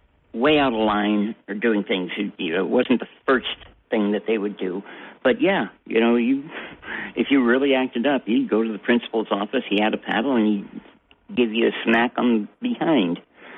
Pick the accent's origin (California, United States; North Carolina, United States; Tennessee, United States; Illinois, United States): California, United States; now in Toms River, United States; I grew up in California.